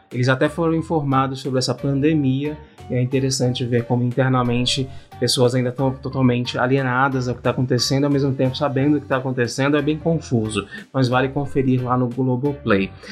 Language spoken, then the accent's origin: Portuguese; Brazil; Nós, como bons brasileiros